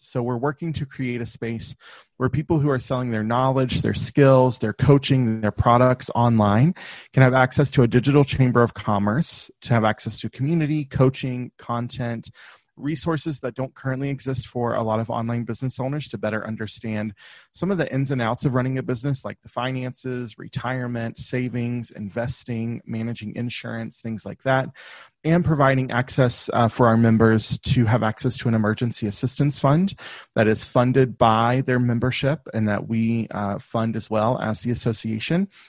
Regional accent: the South, United States; I grew up in the South in the U.S., so if you if you can't, my accent will come out from time to time.

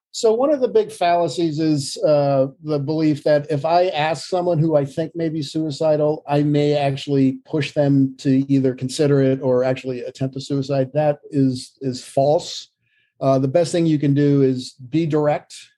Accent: Vermont, United States; also born or lived in Virginia; now in Hanover, New Hampshire, United States; I was born in Vermont

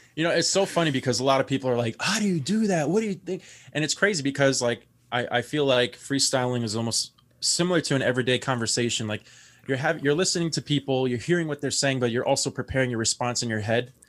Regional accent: New York City, New York, United States; I'm from the Bronx, New York, half Cuban, half Italian

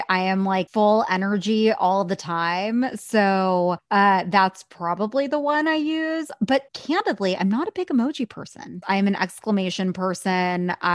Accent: India; I mean, I'm Indian. Like I was told I needed to be a doctor or a lawyer.

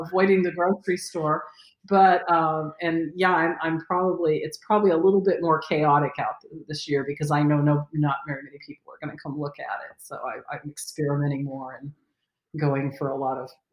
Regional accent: California, United States; I grew up in California

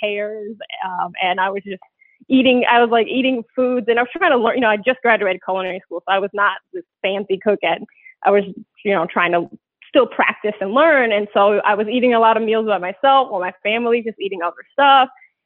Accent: Detroit, Michigan, United States; moved away; I'm originally from Detroit. I moved back to Detroit for 2 years

